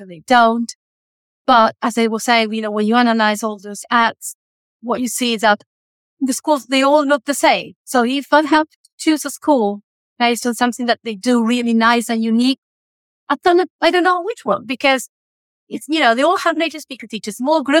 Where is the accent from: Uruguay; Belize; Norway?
Uruguay; English is a second language; moved away as an adult; also born or lived in Italy; I'm from Uruguay